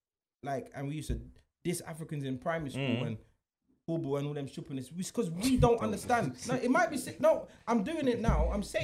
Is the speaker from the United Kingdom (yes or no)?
yes; London, United Kingdom; I'm from London